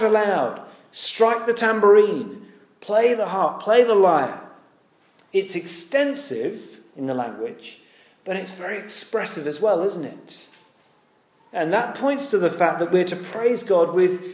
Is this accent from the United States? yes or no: no; United Kingdom; we're British